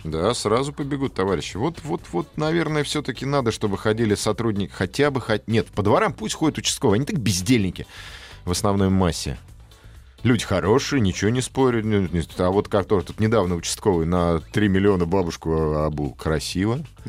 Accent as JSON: {"language": "Russian", "country": "Russia", "said": "Мы же русские люди"}